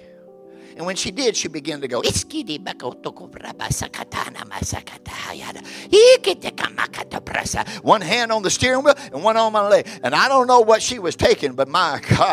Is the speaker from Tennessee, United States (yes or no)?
yes; Memphis, Tennessee, United States; I was born in Memphis